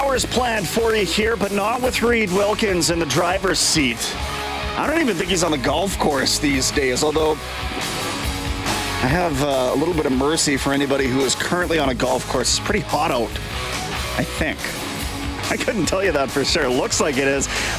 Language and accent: English; Niagara Falls, Ontario, Canada; Just to put this in context, we grew up in Niagara Falls, which isn't too far down the road, played at Waterloo at university